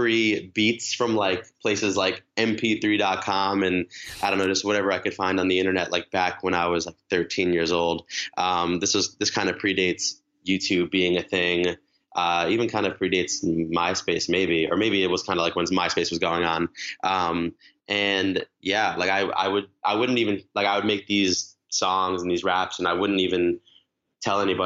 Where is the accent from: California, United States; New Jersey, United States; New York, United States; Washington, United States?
New York, United States; Long Island; I grew up in Long Island. I live in New York City now